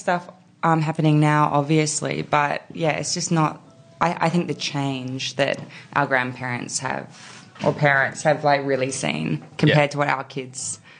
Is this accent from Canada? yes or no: no; New South Wales, Australia; I did. That's why I need to get out because I feel like I got out for years, but then when I had Junie, we went back there